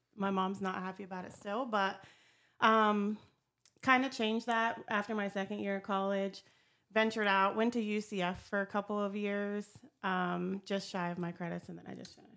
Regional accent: Meadville, Pennsylvania, United States; moved away as an adult; now in Ohio, United States; I was born and raised in Meadville, Pennsylvania. Lived in that area my whole life, um, and t, up until a couple years ago

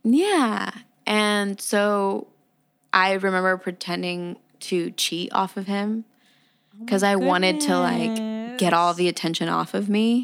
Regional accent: United States; I am Mexican American. Okay. Yes, I'm first generation. Gotcha. Meaning, I am the first to be born here

